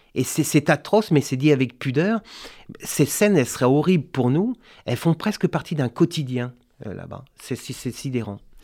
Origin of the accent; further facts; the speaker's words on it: Brittany, France; je suis breton